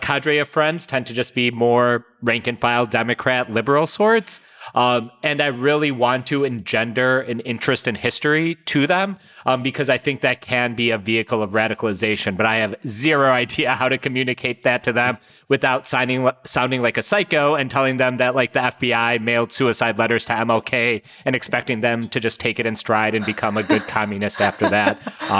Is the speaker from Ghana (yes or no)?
no; India; I'm from India, yes.